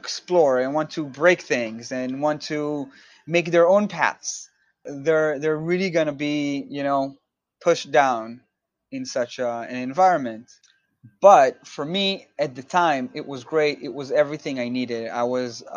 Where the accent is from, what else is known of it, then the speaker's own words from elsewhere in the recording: Israel; moved away as an adult; now in New York, United States; I'm originally from Israel